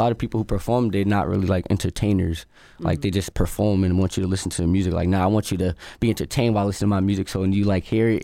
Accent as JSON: {"language": "English", "town": "Boston", "region": "Massachusetts", "country": "United States", "said": "I'm an artist from Dorchester."}